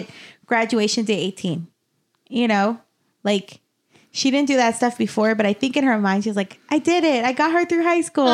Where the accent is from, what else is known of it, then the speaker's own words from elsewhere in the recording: Las Cruces, New Mexico, United States; moved away; Las Cruces, my hometown, um, look at me self-identifying, um, is thirty minutes from El Paso